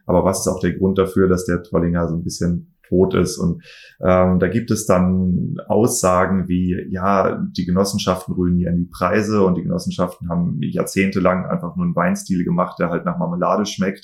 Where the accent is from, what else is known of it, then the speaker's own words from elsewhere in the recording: Kiel, Schleswig-Holstein, Germany; moved away; also born or lived in Geisenheim; ich komme aus Kiel